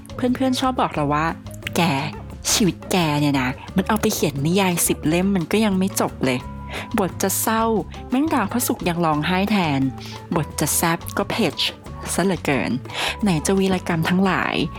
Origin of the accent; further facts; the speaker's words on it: upcountry Thailand, provincial Thailand, Thailand; อุบอิบเป็นเด็กต่างจังหวัดนะคะ เกิดและโตที่ต่างจังหวัดเลย